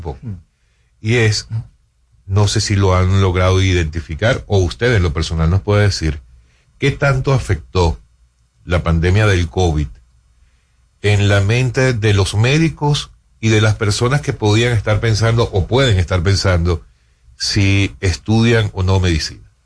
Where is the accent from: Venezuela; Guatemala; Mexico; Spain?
Venezuela; moved away as an adult; now in Dominican Republic; me gradué en mi país, en Venezuela